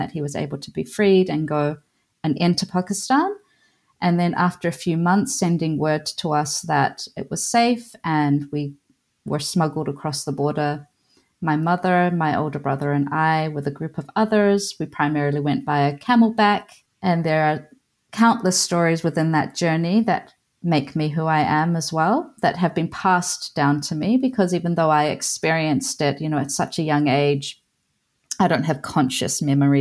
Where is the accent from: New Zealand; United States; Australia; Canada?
New Zealand; also born or lived in Iran; So I guess my home country is Aotearoa